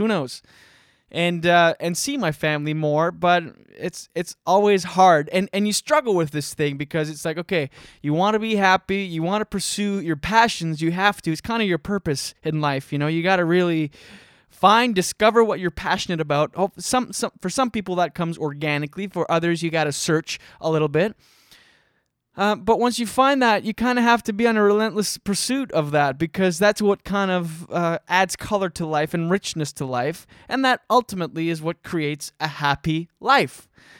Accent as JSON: {"language": "English", "town": "Scoudouc", "region": "New Brunswick", "country": "Canada", "tie": "born or raised there", "also_born_or_lived": "Moncton", "said": "Like, I'm from Skiduk, New Brunswick. Shout out Highway 132, which is a road between Moncton and Shediac. It's a road connecting two slightly better places. But... You know, grew up on a farm in Skiduk and Moncton, New Brunswick."}